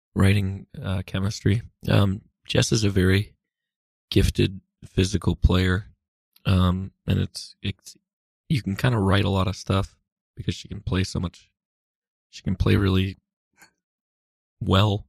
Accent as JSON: {"language": "English", "region": "Massachusetts", "country": "United States", "tie": "born or raised there", "moved": "yes", "lives_now": "New York, United States", "said": "I grew up in Massachusetts, but I've lived in New York for a while."}